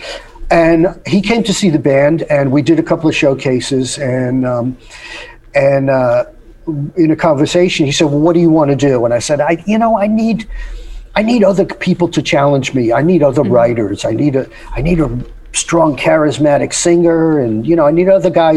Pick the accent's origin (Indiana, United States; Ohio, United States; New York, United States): New York, United States; I grew up in New York